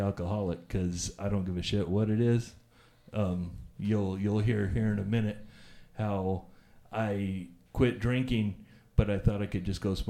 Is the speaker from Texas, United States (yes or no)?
yes; Alpine, Texas, United States; also born or lived in Odessa, Texas / Midland, Texas; I was born here in Odessa, but I was raised in Alpine, Texas.